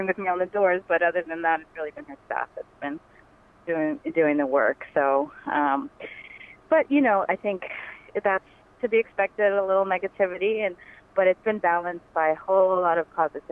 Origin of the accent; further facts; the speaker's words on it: Boston, Massachusetts, United States; I was born and raised in Boston.